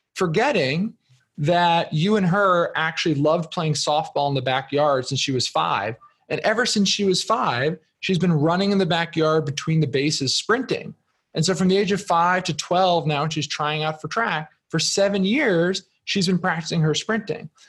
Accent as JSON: {"language": "English", "region": "New Jersey", "country": "United States", "moved": "yes", "said": "I'm originally from New Jersey"}